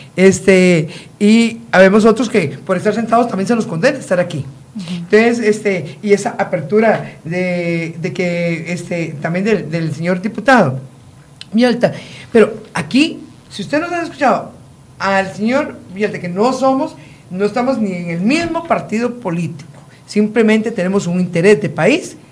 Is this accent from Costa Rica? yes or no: yes; Costa Rica